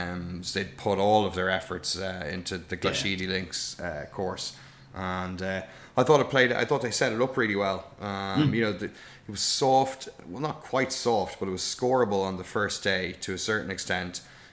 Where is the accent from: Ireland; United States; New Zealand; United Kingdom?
Ireland; very proud as an Irishman that it looked so good